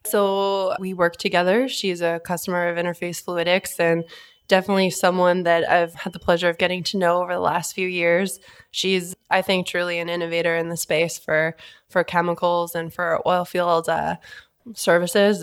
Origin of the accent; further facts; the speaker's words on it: Vancouver, British Columbia, Canada; moved away as an adult; also born or lived in Toronto; now in Calgary, Canada; born and raised in Vancouver, up in Canada